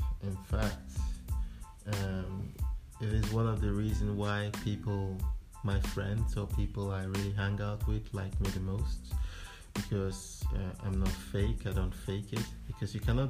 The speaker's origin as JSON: {"language": "English", "region": "Niger Delta", "country": "Nigeria", "lives_now": "Sweden", "said": "I'm from the Robo tribe of the Niger Delta."}